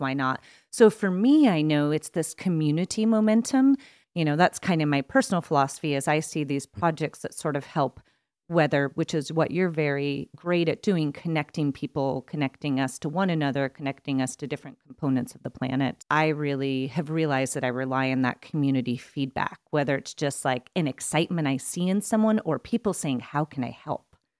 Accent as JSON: {"language": "English", "region": "East Coast", "country": "United States", "tie": "born or raised there", "moved": "as an adult", "said": "I grew up on the East Coast"}